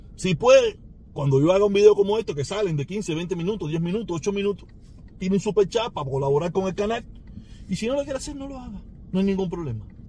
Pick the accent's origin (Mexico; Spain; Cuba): Cuba; moved away; nací en Cuba